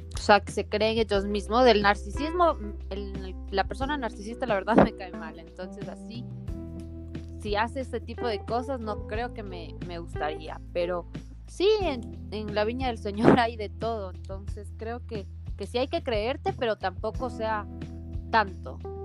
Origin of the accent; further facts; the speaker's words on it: Ecuador; Nosotros no tenemos acento, según nosotros, según los ecuatorianos